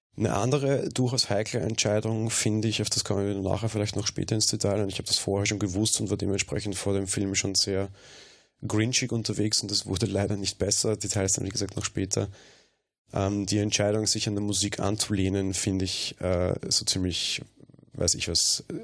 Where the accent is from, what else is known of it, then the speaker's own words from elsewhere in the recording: Austria; bei uns in Österreich